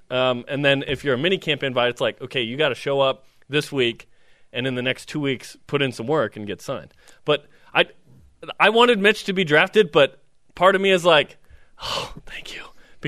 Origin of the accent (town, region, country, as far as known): West Jordan, Utah, United States; born or raised there